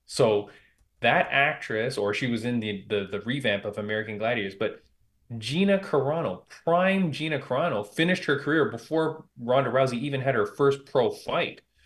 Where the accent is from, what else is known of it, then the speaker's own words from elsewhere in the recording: Toronto, Ontario, Canada; my hometown of Toronto, Canada